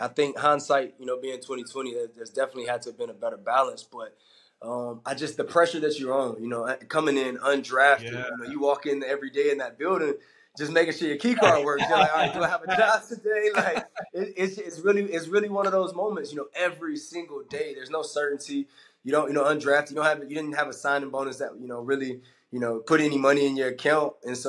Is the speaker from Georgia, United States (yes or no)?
yes; Georgia, United States; You know, I came from the South, from Georgia, and went to Auburn. So my life had always been in the South.